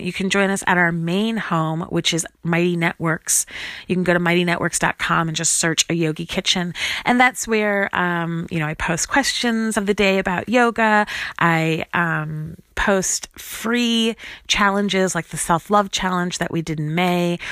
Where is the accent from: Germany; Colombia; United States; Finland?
United States; Chicago, Illinois; moved away as an adult; also born or lived in Grinnell, Iowa / Lawrence, Kansas; this is my hometown. I grew up in Chicago, Illinois, went to high school here